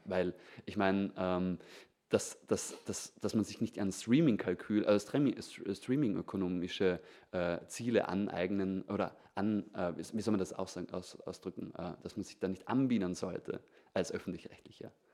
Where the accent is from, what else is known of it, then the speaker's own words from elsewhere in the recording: Vorarlberg, Austria; in Vorarlberg, da wo ich herkomme